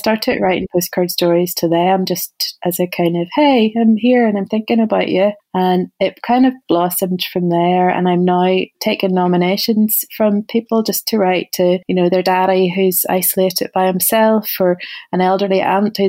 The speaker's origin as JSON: {"language": "English", "town": "Ballymena", "region": "Northern Ireland", "country": "United Kingdom", "tie": "born or raised there", "also_born_or_lived": "United States", "moved": "as an adult", "said": "whenever you grew up in Ballymena in the 80s."}